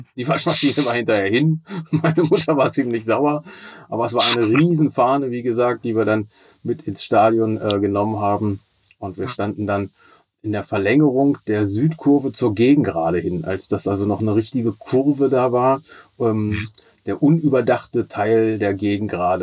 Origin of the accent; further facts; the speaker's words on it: Braunschweig, Lower Saxony, Germany; ich bin 49 Jahre alt und gebürtiger Braunschweiger.